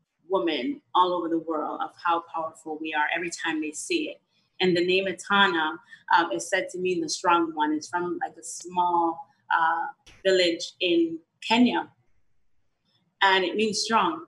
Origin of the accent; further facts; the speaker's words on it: Jamaica; I was one from Jamaica